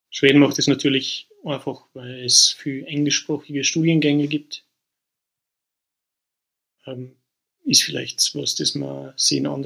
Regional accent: Austria; also born or lived in Northern Germany; now in Sweden; also ich habe das vorher schon, schon gesehen, wie ich nach Norddeutschland gezogen bin aus Österreich. Das war schon ein Kulturschock.

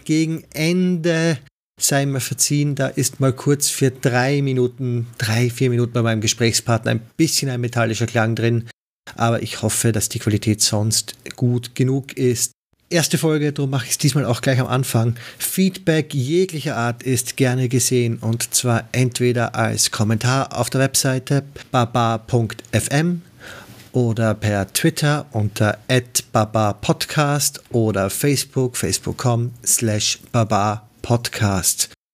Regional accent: Austria; now in Netherlands; Wie man vielleicht hören kann, komme ich aus Österreich und wohne mittlerweile in den Niederlanden

